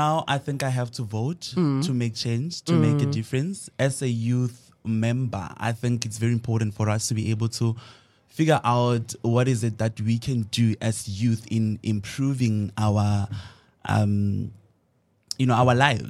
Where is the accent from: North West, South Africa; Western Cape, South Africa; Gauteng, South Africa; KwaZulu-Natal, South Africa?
North West, South Africa; Mahikeng; I'm a final year student from Boston Media House. I'm majoring in radio. And of course, I'm 23 years. I grew up in Mafikeng, born and bred.